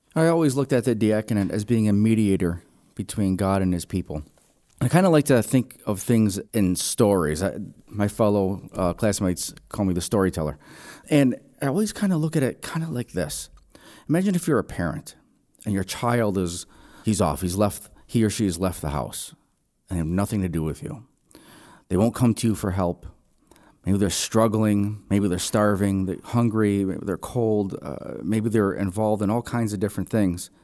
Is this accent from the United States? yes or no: yes; Buffalo, New York, United States; Grew up in the city of Buffalo